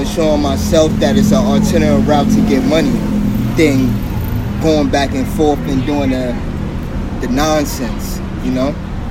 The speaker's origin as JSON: {"language": "English", "town": "New York City", "region": "New York", "country": "United States", "tie": "born or raised there", "said": "I'm originally from Harlem, New York. Mm-hmm. Born and raised, but I've been all over New York. Mm-hmm. I can't just say I'm actually in one spot, but I'm from Harlem."}